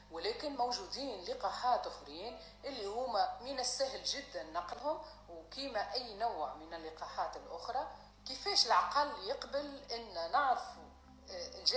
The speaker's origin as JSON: {"language": "Arabic", "country": "Tunisia", "moved": "yes", "said": "أنا طبيبة تونسية نخدم في الخارج وقلبي على تونس وعلى عائلتي اللي تعيش في تونس"}